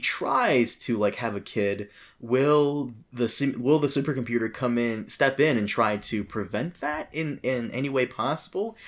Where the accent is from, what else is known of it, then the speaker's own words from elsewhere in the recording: Brazil; I was born in Brazil. I am Brazilian